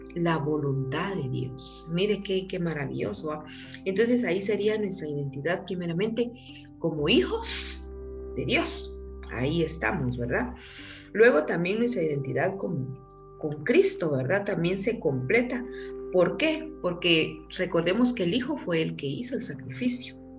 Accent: Quetzaltenango, Guatemala; soy guatemalteca, nacida en Quetzaltenango

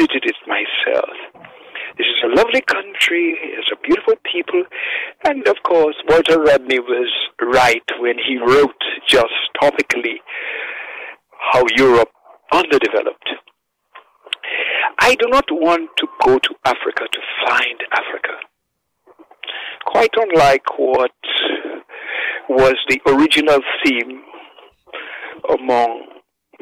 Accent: Dominica

